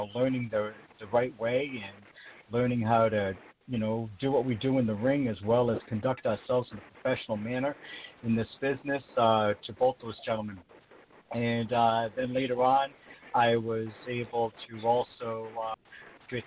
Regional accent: Rhode Island, United States; my home state of Rhode Island

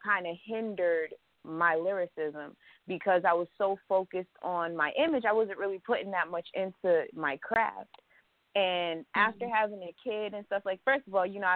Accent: Providence, Rhode Island, United States; also born or lived in Virginia; now in Fayetteville, United States; my hometown is definitely Providence, Rhode Island

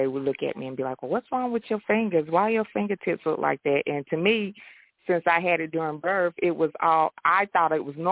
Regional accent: Greensboro, North Carolina, United States; moved away as an adult; now in Raleigh, United States; I was born in Greensboro, North Carolina, pretty much born and raised there. I recently just moved to Raleigh, North Carolina

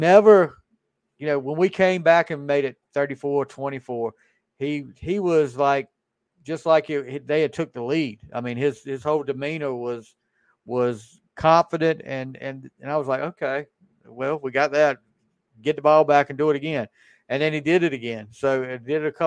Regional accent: North Carolina, United States; I'm a proud North Carolinian

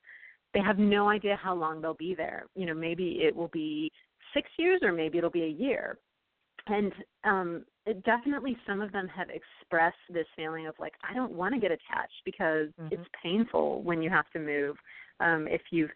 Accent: California, United States; accent: Valley Girl; moved away as an adult; also born or lived in Utah / Texas; now in Virginia, United States; I grew up in California, and I never knew that I had a Valley Girl accent until I went away to college in Utah

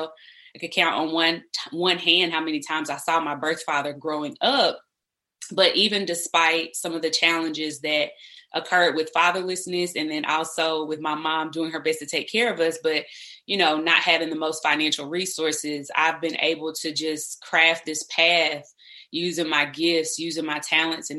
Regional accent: South Carolina, United States; I am originally from South Carolina. I am the oldest daughter of four children by my mother. And so I definitely come from a hometown where I grew up around cousins and my grandmother and aunties

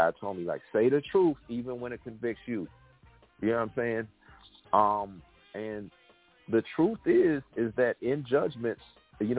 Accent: West Coast, United States; moved away as an adult; now in Atlanta, United States; I'm from the West Coast originally. I've been living in Atlanta area for 13 years

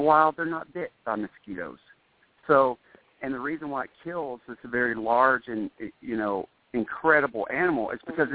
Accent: United States; I love being an American

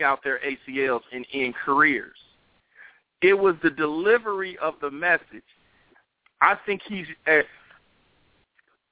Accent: Chicago, Illinois, United States; I'm from Chicago

